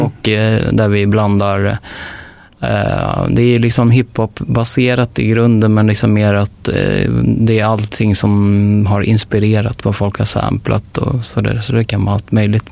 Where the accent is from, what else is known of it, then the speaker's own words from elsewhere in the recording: Stockholm, Stockholm County, Sweden; jag är uppväxt mycket på Södermalm